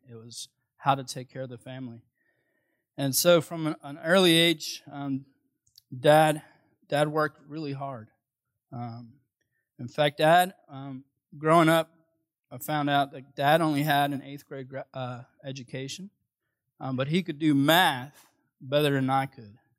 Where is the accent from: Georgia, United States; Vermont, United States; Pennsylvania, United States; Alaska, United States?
Pennsylvania, United States; Philadelphia; moved away; I'm originally from Philadelphia